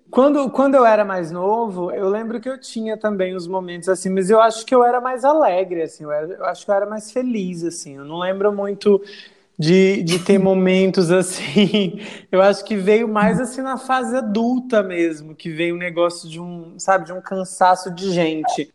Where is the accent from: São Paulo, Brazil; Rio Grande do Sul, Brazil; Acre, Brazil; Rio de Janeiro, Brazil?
Acre, Brazil; moved away; also born or lived in Mossoró, Rio Grande do Norte; eu construí todas as minhas memórias no Acre